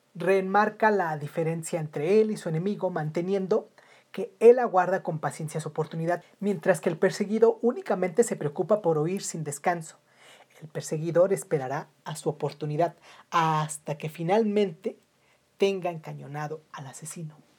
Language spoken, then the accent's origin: Spanish; Mexico; en mi país, México